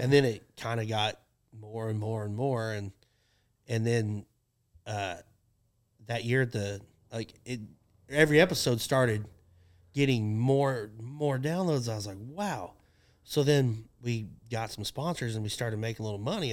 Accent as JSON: {"language": "English", "town": "Pawhuska", "region": "Oklahoma", "country": "United States", "tie": "born or raised there", "said": "my hometown, like around Pawhuska"}